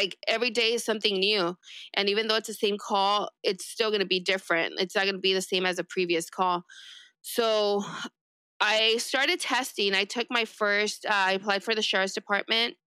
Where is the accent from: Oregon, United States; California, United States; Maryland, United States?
California, United States; East Los Angeles; first language Spanish; English is a second language; I grew up in East